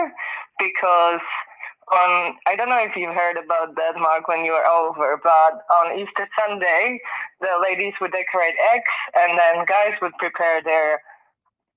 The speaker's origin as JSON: {"language": "English", "region": "South Bohemia", "country": "Czechia", "tie": "born or raised there", "also_born_or_lived": "Prague, Czech Republic", "moved": "as an adult", "lives_now": "Perth, Australia", "said": "I was born in Prague, but then I grew up in the south of Czech Republic, and then I moved back to Prague to study university"}